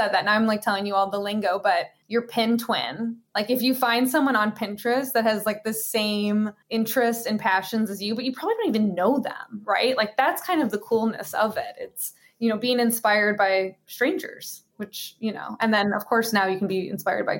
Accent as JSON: {"language": "English", "town": "Chicago", "region": "Illinois", "country": "United States", "tie": "born or raised there", "moved": "yes", "said": "I grew up in Chicago"}